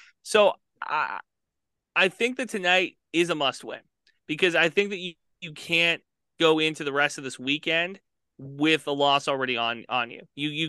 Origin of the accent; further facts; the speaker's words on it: Texas, United States; We're not scared of anything. We're from Texas.